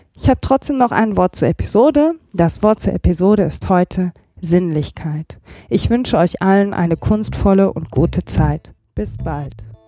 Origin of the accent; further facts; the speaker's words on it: Remscheid, North Rhine-Westphalia, Germany; moved away; ich komme ja ursprünglich aus Remscheid